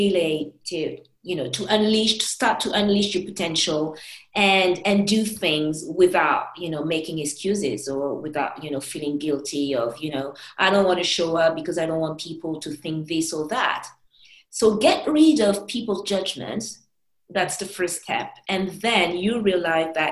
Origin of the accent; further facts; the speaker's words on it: Paris, Île-de-France, France; I'm a Parisian, I was born in Paris